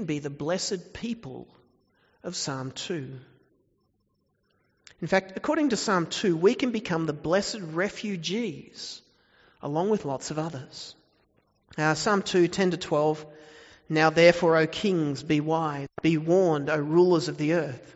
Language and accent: English; Australia; The danger of being Australian, is it's easy to think we don't need God